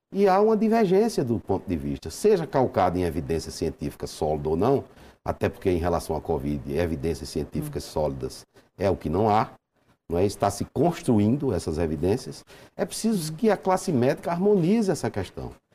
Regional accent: Brazil; como bom brasileiro

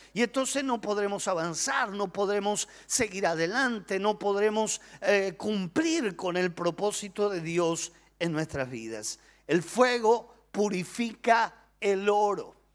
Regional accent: Argentina; nosotros los argentinos somos personas apasionadas

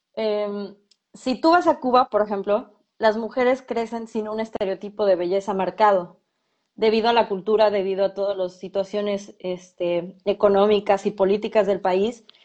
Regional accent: Mexico; aquí en México somos diferentes

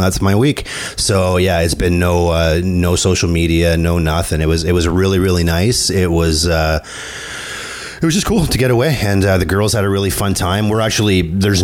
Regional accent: Canada; I'm French Canadian

